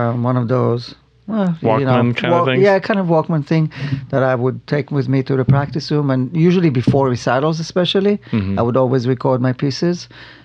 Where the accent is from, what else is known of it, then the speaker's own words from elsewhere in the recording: Israel; now in Arizona, United States; Not far from Tel Aviv. Mm-hmm. I grew up on a farm